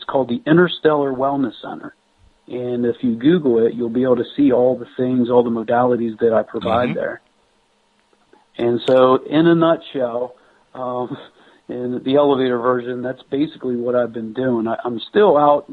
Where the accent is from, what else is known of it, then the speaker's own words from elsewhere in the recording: Pennsylvania, United States; moved away as an adult; also born or lived in New Mexico; I'm originally from Pennsylvania